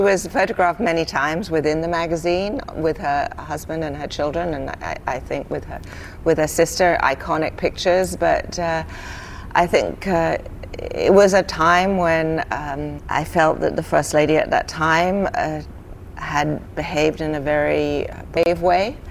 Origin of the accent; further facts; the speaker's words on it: United Kingdom; moved away; when I was a young girl growing up in Britain